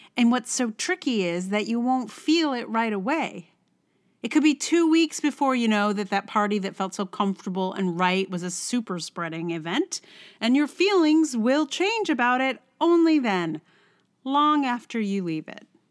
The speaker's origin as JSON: {"language": "English", "region": "Virginia", "country": "United States", "moved": "yes", "lives_now": "New York, United States", "said": "I'm not even from West Virginia, I'm from Virginia, which is a whole other state"}